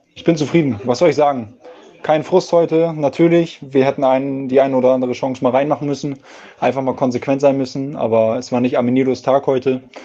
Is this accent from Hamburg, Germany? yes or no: yes; Hamburg, Germany; als Hamburger